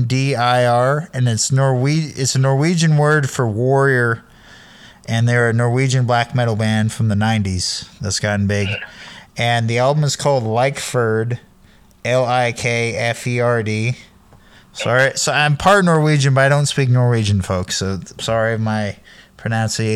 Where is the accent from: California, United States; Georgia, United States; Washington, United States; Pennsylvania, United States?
California, United States; Sacramento; moved away as an adult; now in Eugene, United States; I'm from Sacramento in the 90s, early 2000s